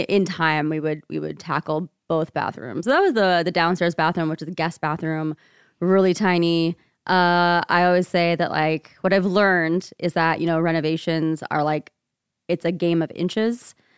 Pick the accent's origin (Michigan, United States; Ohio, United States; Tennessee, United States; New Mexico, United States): Ohio, United States; rural; moved away as an adult; now in Seattle, United States; I grew up in rural Ohio, child, daughter of, um, Indian immigrants. Um, spent my entire eighteen years growing up there in one place.